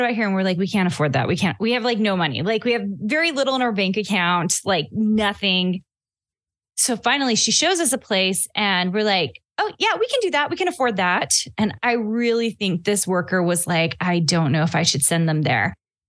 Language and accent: English; Clarksville, Tennessee, United States; moved away as an adult; also born or lived in Arkansas; I was really raised in Clarksville, Tennessee. Most people know of it actually as the 101st Airborne. The Army was just over the border in Hopkinsville, Kentucky. And I grew up in Clarksville.